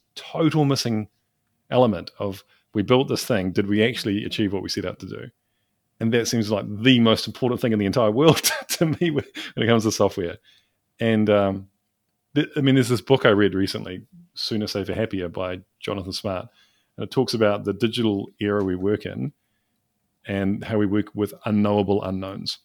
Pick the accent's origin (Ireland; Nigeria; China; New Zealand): New Zealand; I'm from New Zealand, small country.